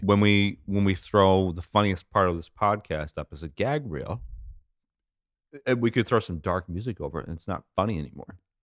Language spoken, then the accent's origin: English; United States; I'm American